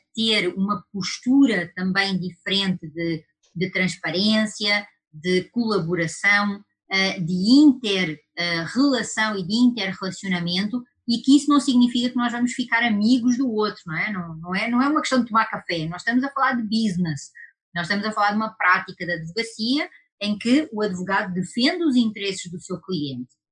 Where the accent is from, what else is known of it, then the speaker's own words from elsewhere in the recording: Portugal; accent: European Portuguese; now in Brazil; por causa do meu sotaque, isso é coisa lá da Europa, isso é coisa lá de Portugal